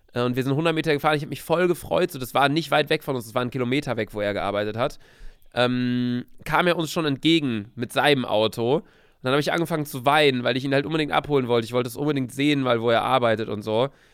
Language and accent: German; Bielefeld, North Rhine-Westphalia, Germany; moved away as an adult; also born or lived in Cologne; now in Hamburg, Germany; war zu Hause bei uns in Bielefeld